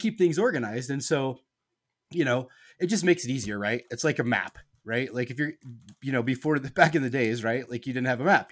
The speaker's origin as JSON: {"language": "English", "region": "Nebraska", "country": "United States", "tie": "born or raised there", "said": "I grew up in Nebraska"}